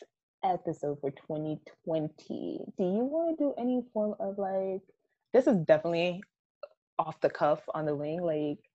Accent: Jamaica; I'm so Jamaican

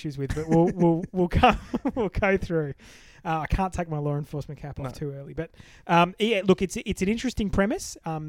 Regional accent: Connecticut, United States; I'm from Connecticut

